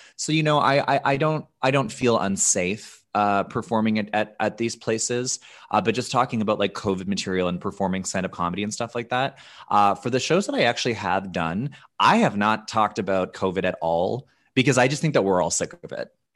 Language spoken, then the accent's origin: English; Canada; I'm such a Canadian